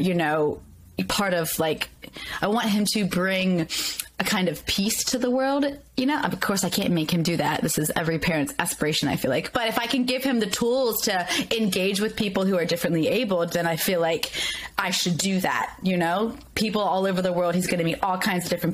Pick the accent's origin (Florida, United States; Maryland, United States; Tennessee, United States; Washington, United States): Maryland, United States; Baltimore; moved away; also born or lived in rural Pennsylvania; I was born in rural Pennsylvania. I grew up in Baltimore City.